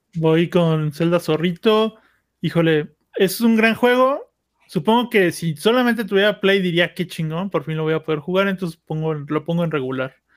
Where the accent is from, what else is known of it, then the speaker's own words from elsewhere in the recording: Mexico; somos los mexicanos